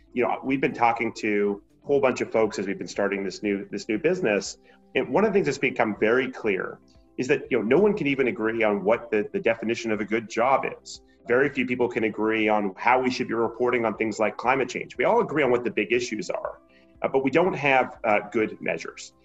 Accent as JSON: {"language": "English", "town": "Montreal", "region": "Quebec", "country": "Canada", "tie": "born or raised there", "moved": "yes", "lives_now": "Portland, United States", "said": "I grew up in Montreal"}